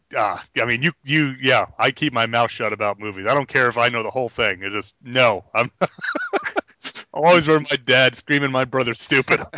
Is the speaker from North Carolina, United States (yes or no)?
no; New York, United States; now in South Carolina, United States; I grew up in New York, and I, I tell people I'm here in South Carolina all the time